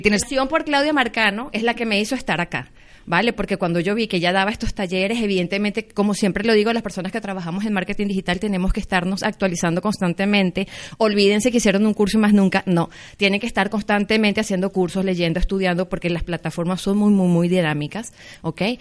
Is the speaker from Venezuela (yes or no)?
yes; Venezuela; moved away; Soy venezolana, soy inmigrante